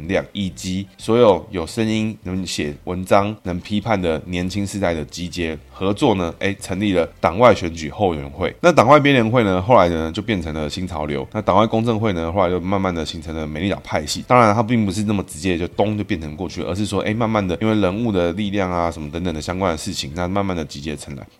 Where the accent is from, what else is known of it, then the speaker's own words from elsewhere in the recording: Taiwan; 我们台湾人一定是先干自己人啊